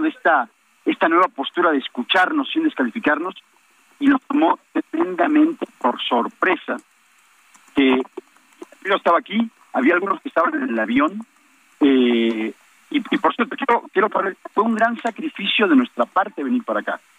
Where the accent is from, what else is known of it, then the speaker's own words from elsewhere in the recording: Quintana Roo, Mexico; Nosotros vivimos allí, somos ciudadanos de Quintana Roo